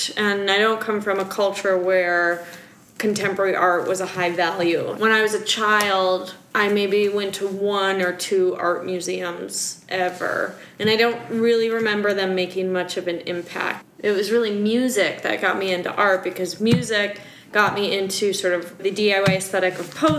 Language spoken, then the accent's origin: English; Wisconsin, United States; accent: Wisconsin; If you only heard my Wisconsin accent come out, I would be talking like this, yeah.